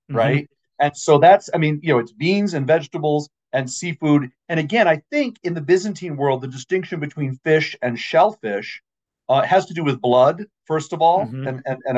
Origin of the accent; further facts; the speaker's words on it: Maine, United States; I grew up in Maine.